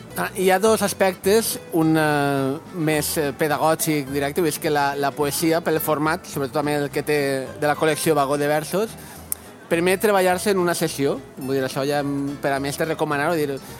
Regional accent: Valencian Community, Spain; som valencians

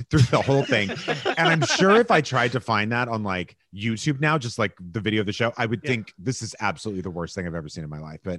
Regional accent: Texas, United States; But I grew up in Texas.

